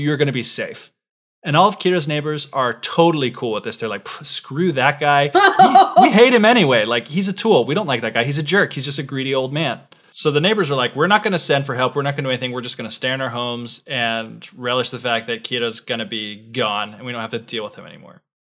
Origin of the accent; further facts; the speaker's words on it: United States; someone born and raised in the West